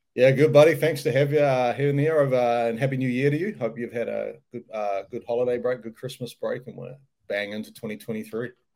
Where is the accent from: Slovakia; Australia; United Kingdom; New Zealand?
New Zealand; moved away as an adult; also born or lived in United States; I'm a New Zealander, so uh, you know, born and bred in New Zealand.